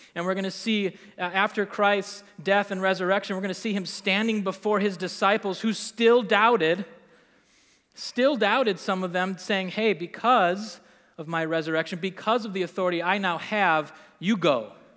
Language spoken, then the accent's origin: English; Green Bay, Wisconsin, United States; moved away as an adult; also born or lived in Milwaukee, Wisconsin / Estes Park, Colorado; now in Appleton, United States; I grew up in Green Bay